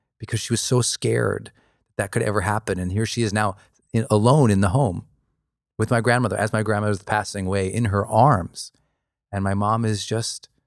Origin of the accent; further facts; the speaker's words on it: Montana, United States; I grew up in Montana